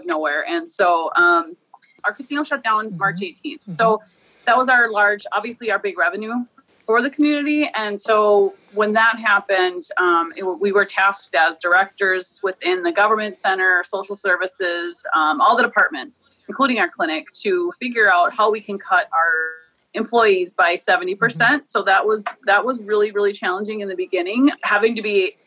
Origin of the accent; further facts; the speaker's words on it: Morton, Minnesota, United States; I am from the Shanshayapi